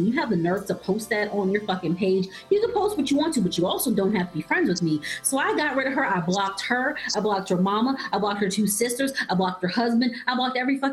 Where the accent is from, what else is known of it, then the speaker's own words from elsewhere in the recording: South Carolina, United States; moved away; all those friends that I grew up with in South Carolina